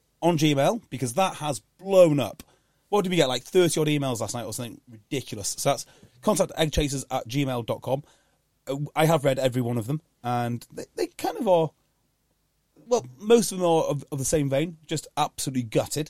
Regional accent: North Wales, United Kingdom; I'm from North Wales

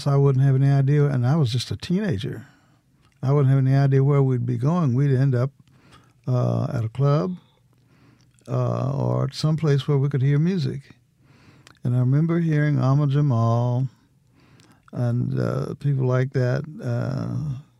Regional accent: Illinois, United States; moved away as an adult; also born or lived in Tennessee; now in Mississippi, United States; I'm originally from Illinois

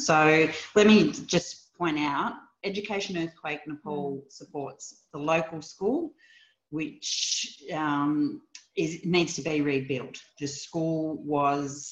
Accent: Australia; He asked where my accent was from when I told him Australia.

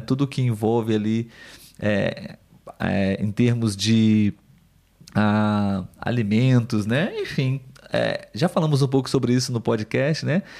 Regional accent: Brazil; como nós brasileiros aqui

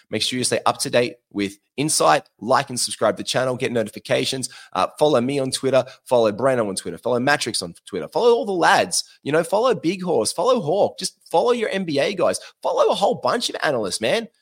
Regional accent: Queensland, Australia; accent: Australian; now in Sydney, Australia; I'm from Queensland

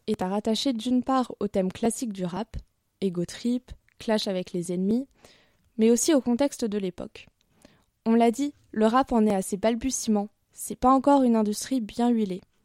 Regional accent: Paris, Île-de-France, France; En tant que bonne parisienne

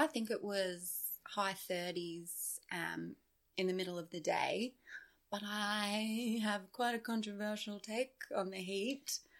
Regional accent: Queensland, Australia; I'm like, I'm from Queensland. Where? Queensland, Australia.

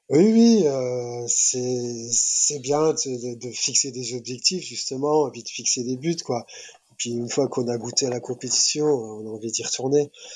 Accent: France; nous en tant que Français

